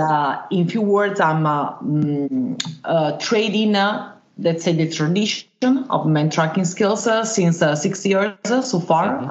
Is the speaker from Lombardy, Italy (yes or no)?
yes; Milan, Lombardy, Italy; I was born in Italy, in uh, in Mailand